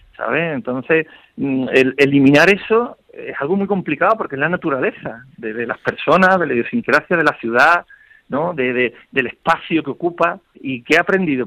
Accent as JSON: {"language": "Spanish", "town": "Seville", "region": "Andalusia", "country": "Spain", "said": "como sevillanos que somos"}